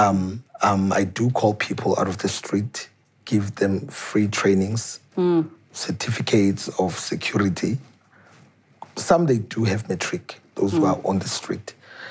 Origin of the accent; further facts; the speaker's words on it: South Africa; Batwako Taralton, where I grew up, that's where I am from